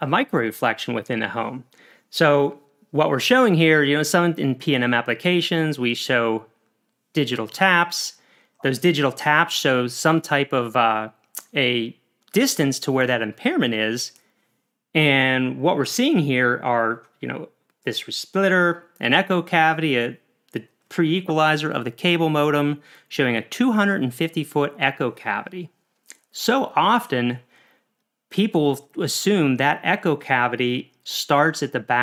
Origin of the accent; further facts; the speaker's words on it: Pennsylvania, United States; Pennsylvania, where I'm also from